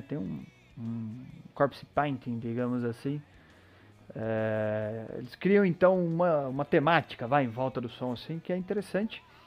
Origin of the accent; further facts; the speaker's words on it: Brazil; Eu sou brasileiro